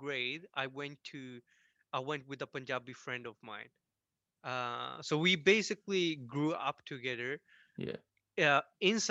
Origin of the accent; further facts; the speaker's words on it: Tumba, Stockholm County, Sweden; I grew up in this city, actually, where I'm living right now, in Tumba, which is south of Stockholm